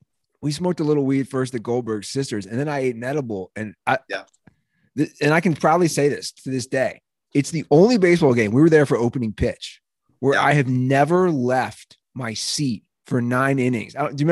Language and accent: English; Cincinnati, Ohio, United States; my hometown team